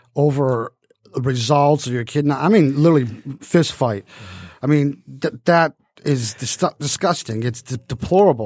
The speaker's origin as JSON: {"language": "English", "town": "Detroit", "region": "Michigan", "country": "United States", "said": "I was from Detroit"}